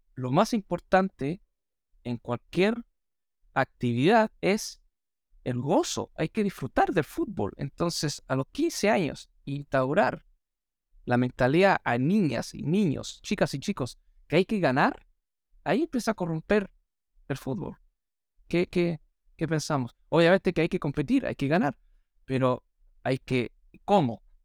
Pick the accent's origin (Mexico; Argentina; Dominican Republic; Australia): Australia; first language English; Spanish is a second language; now in Viña del Mar, Chile; soy australiano, mi primer idioma es el inglés, no el castellano